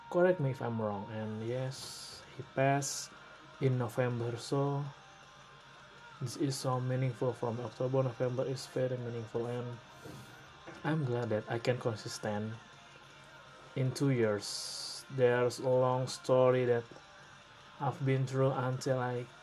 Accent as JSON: {"language": "English", "country": "Indonesia", "second_language": "English", "said": "I'm from Indonesia"}